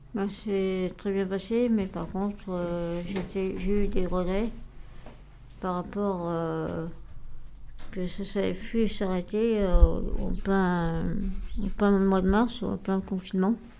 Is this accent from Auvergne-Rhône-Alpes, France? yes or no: yes; Lyon, Auvergne-Rhône-Alpes, France; also born or lived in Mornant; Je suis née à Lyon. Et j'ai vécu pendant des années à Mornan